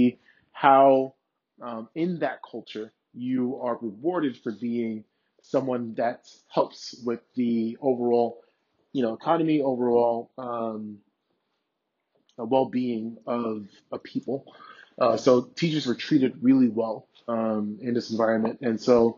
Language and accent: English; New York City, New York, United States; So I'm originally from Brooklyn, New York, from a neighborhood in Brooklyn called Brownsville. So Brownsville, Brooklyn. It's one of the more dangerous neighborhoods that you have in Brooklyn. And especially when I was growing up